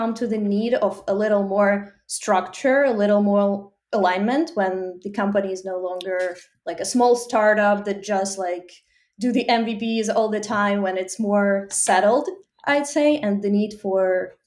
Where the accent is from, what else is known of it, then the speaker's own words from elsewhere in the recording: Ukraine; moved away as an adult; now in United States; I'm originally from Ukraine and now live in US for almost 5 years